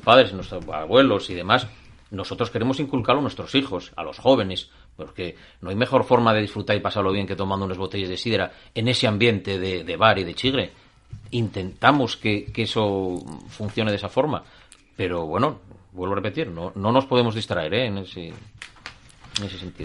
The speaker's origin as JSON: {"language": "Spanish", "region": "Asturias", "country": "Spain", "said": "somos españoles, somos asturianos"}